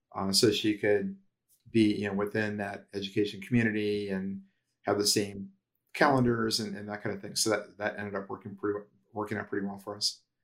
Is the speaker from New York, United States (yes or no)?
no; Ohio, United States; moved away as an adult; also born or lived in Cincinnati / New Jersey / Florida; I'm from Ohio